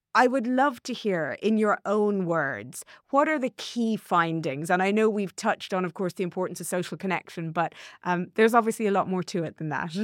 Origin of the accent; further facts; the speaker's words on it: Ireland; as an Irish woman